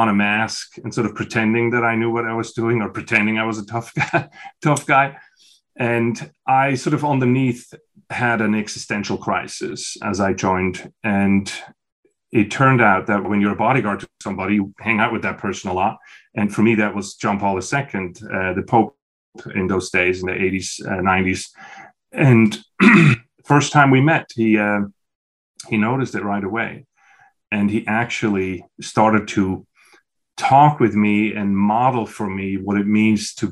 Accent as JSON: {"language": "English", "country": "Switzerland", "tie": "born or raised there", "moved": "as an adult", "said": "I was born in Switzerland in a small village, and I grew up on the youngest of 6."}